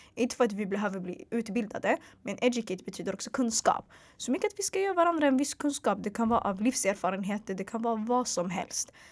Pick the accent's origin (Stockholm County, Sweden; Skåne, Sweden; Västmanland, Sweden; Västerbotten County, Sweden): Stockholm County, Sweden; Stockholm; also born or lived in Hagsätra / Bredäng; Så jag är född och uppvuxen i Sverige, född och uppvuxen i Stockholms södra förorter